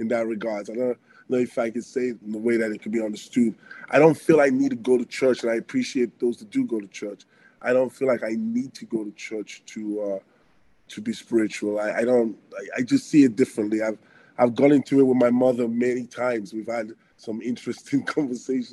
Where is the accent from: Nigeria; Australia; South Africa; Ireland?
Nigeria; Benin City, Edo; also born or lived in Antwerp, Belgium / London, England / Arizona, United States; now in Canada; growing up in Africa in that kind of an environment